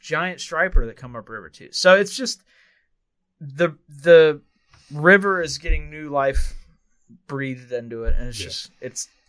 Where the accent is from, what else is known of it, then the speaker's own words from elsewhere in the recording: Central Virginia, United States; we grew up here in Central Virginia. We still live here